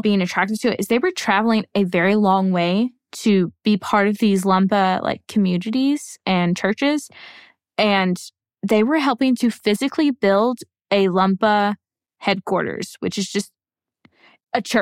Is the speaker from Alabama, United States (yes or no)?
yes; Alabama, United States; I'm from Alabama